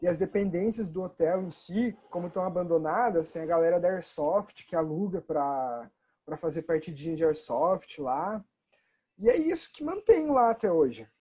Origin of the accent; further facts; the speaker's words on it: Bandeirantes, Paraná, Brazil; eu vivi minha vida inteira em Bandeirantes